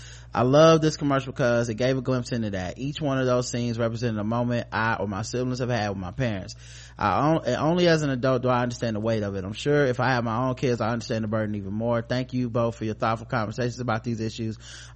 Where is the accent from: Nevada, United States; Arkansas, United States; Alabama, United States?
Arkansas, United States; I'm 27 years old. I grew up in Arkansas, and my parents sacrificed a lot to put me and my siblings in private, mostly white Christian school.